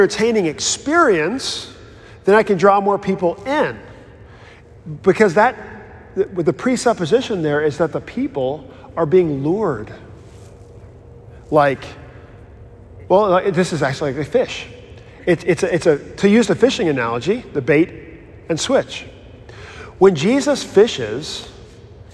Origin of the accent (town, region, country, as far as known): United States